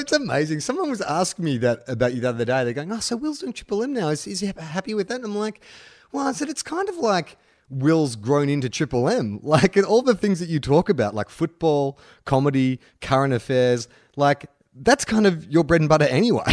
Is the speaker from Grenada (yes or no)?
no; Australia